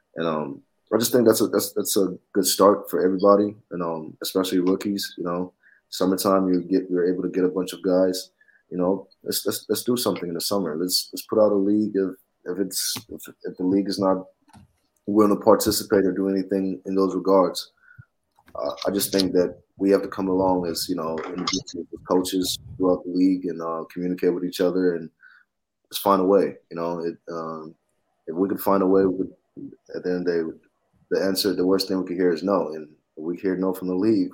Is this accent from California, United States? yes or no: no; Atlanta, Georgia, United States; I'm from Atlanta